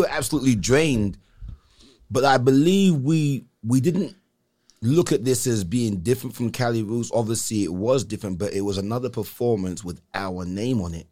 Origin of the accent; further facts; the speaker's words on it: England, United Kingdom; now in Salinas, United States; coming up in England